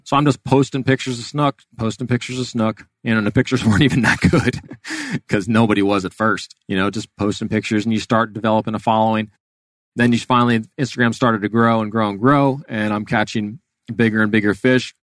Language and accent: English; Miami, Florida, United States; I was born and raised in Miami, um, and was down there all the way through high school